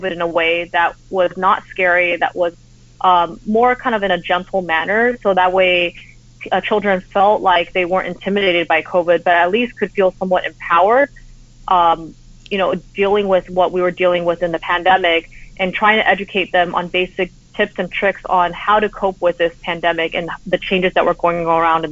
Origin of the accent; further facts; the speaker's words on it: United States; also born or lived in Taiwan / Los Angeles; I grew up in the United States, but because I went back so frequently, I actually picked up Mandarin